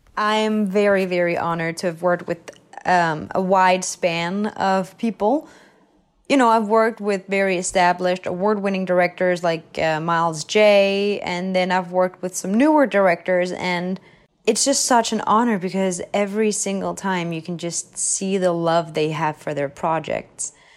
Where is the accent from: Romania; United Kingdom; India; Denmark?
Denmark; Copenhagen, Capital Region of Denmark; moved away as an adult; now in Los Angeles, United States; I was from Copenhagen, which is the capital